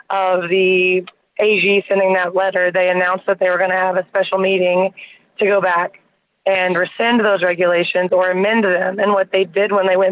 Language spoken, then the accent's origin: English; Oklahoma, United States; Growing up in Oklahoma